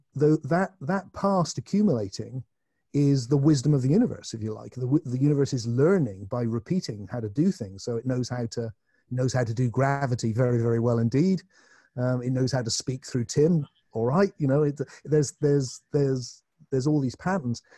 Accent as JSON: {"language": "English", "area": "Glastonbury", "region": "South West England", "country": "United Kingdom", "tie": "born or raised there", "said": "in my hometown"}